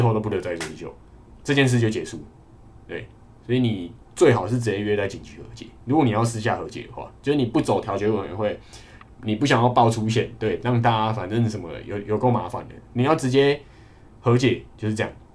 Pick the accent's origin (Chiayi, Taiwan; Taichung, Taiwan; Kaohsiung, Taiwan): Kaohsiung, Taiwan; moved away; 因为我是高雄人